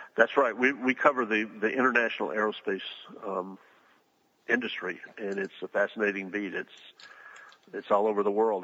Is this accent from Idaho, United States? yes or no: no; Huntsville, Alabama, United States; I'm from Huntsville, Alabama